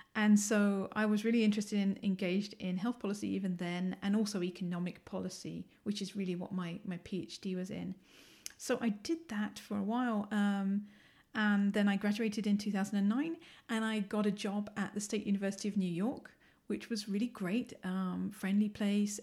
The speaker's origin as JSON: {"language": "English", "region": "London", "country": "United Kingdom", "tie": "born or raised there", "accent": "English", "moved": "as an adult", "lives_now": "Ann Arbor, United States", "said": "I'm originally from the U K. I was born in London. I'm a Londoner."}